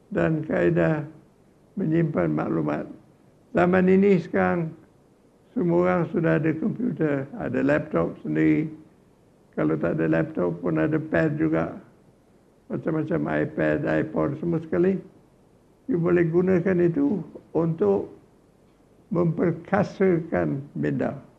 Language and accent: Malay; Johor, Malaysia; Saya orang Johor